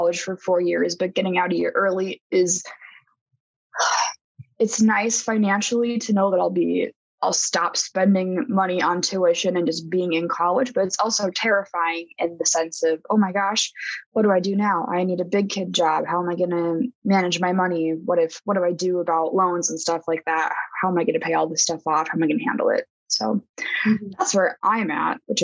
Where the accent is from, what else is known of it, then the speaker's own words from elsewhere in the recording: North Dakota, United States; I'm from North Dakota, so I pay in-state tuition here